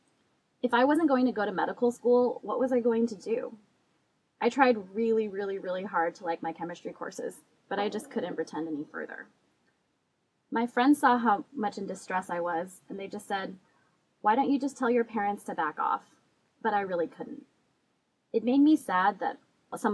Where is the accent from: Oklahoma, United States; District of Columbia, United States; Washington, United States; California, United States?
California, United States; I was born and raised in California.